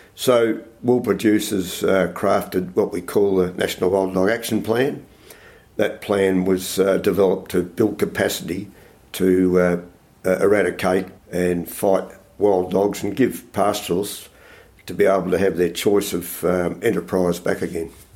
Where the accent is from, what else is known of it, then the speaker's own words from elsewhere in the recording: Melbourne, Victoria, Australia; moved away as an adult; also born or lived in Toowoomba, Queensland; now in South Australia, Australia; I was born in Melbourne and educated in Melbourne, but I left Melbourne um, when I left school